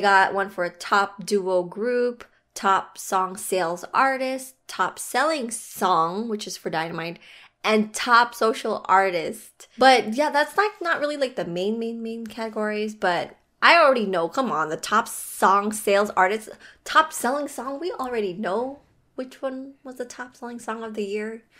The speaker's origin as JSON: {"language": "English", "country": "Philippines", "said": "I am Filipino"}